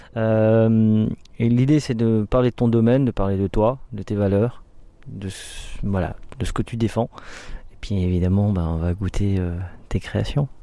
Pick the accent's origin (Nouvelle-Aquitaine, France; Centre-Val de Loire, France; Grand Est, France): Grand Est, France; Alsace; je suis un Alsacien